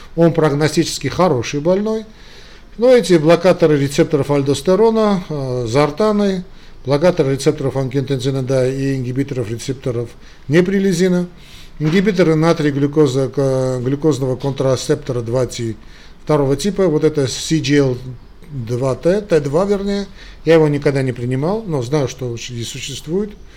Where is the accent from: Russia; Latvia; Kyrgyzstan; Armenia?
Armenia; я из Армении